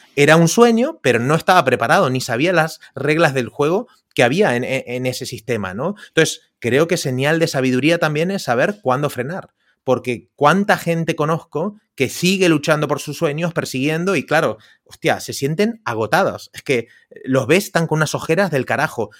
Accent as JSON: {"language": "Spanish", "country": "Argentina", "tie": "born or raised there", "also_born_or_lived": "Indonesia / Costa Rica", "moved": "yes", "lives_now": "Barcelona, Spain", "said": "yo, soy de Argentina, hace 20 años que vivo aquí en, España"}